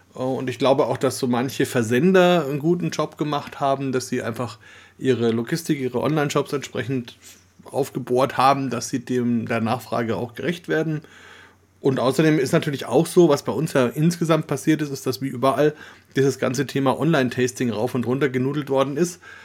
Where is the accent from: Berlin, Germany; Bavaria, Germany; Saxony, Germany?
Bavaria, Germany; Franconia; als Deutsche, Schrägstrich, Franken, Bayern